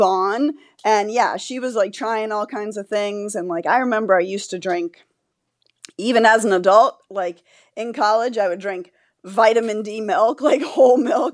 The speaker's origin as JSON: {"language": "English", "region": "Florida", "country": "United States", "tie": "born or raised there", "said": "I grew up in Florida and I was living in Florida"}